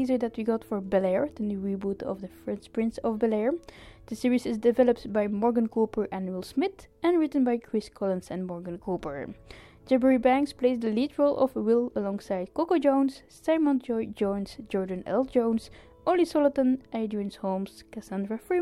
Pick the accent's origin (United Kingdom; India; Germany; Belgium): Belgium; Ostend, Flanders; my hometown of Ostend